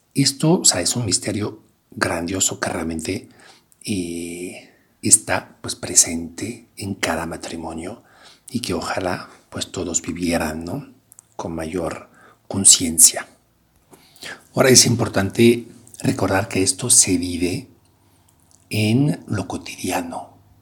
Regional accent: France; now in Querétaro, Mexico; Soy francés y trabajo, pues, con jóvenes aquí en, en la universidad

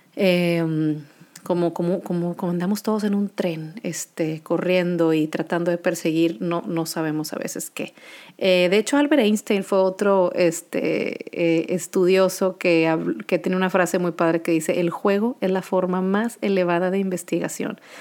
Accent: Monterrey, Nuevo León, Mexico; Soy de Monterrey, Nuevo León

